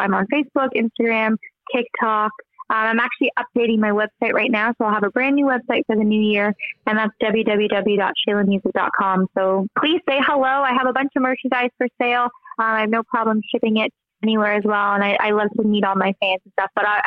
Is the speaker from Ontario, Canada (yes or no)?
yes; Hamilton, Ontario, Canada; I'm a Canadian country singer-songwriter from Hamilton, Ontario.